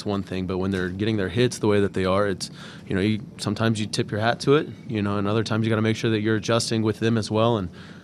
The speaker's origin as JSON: {"language": "English", "town": "Houston", "region": "Texas", "country": "United States", "tie": "born or raised there", "said": "I'm from the Houston area, and I grew up an Astros fan. For me, I grew up watching the Killer Bees and, going to the Astrodome games"}